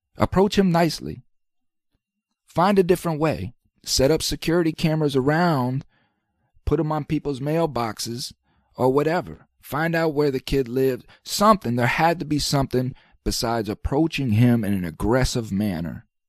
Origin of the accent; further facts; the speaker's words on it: United States; We as American citizens